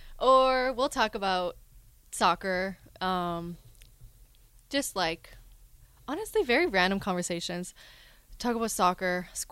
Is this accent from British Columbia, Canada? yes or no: no; Edmonton, Alberta, Canada; born or raised there; moved away as an adult